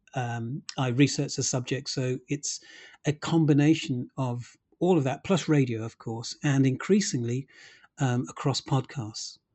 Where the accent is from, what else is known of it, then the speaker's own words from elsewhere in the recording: Birmingham, West Midlands, United Kingdom; I did not grow up in Brent, as I'm from Birmingham, Handsworth in Birmingham